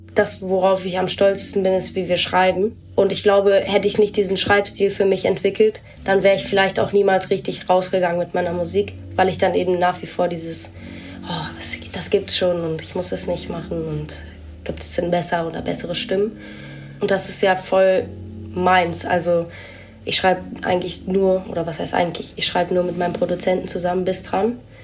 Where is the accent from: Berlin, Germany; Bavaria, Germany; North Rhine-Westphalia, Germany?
Berlin, Germany; ich bin halt hier mehr im Westen aufgewachsen, wo einfach super wenig los ist.